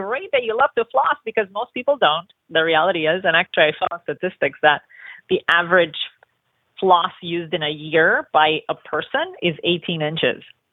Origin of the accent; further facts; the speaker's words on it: Romania; now in Los Angeles, United States; I grew up in Romania